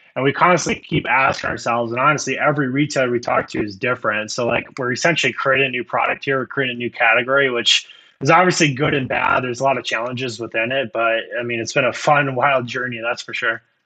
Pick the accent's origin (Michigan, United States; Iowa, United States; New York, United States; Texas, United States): Iowa, United States; I usually say Iowa, and nine out of ten times, it's like, "What in the world are you in Iowa?" Um, I was born and raised here.